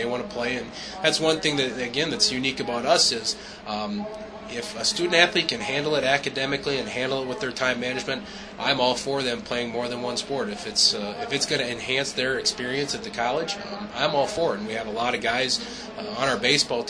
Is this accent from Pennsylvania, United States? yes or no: no; Minnesota, United States; I grew up in Minnesota.